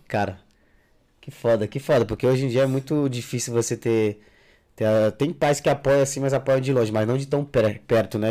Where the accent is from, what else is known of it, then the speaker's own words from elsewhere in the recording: Jacundá, Pará, Brazil; now in Madrid, Spain; eu sou natural de Jacundá